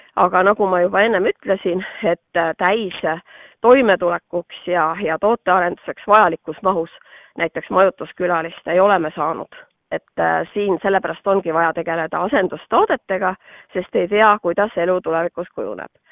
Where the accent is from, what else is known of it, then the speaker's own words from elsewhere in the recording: Sulevi, Abkhazia, Georgia; now in Estonia; mina olen ise pärit tema poolt Kaukaasiast, Sulevi külast